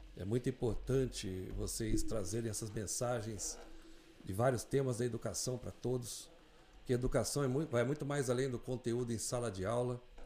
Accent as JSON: {"language": "Portuguese", "town": "Mogi das Cruzes", "region": "São Paulo", "country": "Brazil", "tie": "born or raised there", "also_born_or_lived": "Vitória, Espírito Santo", "said": "Eu não sou de Mogi, mas vim para Mogi com menos de um ano de idade. Sou capixaba, sou de Vitória do Espírito Santo."}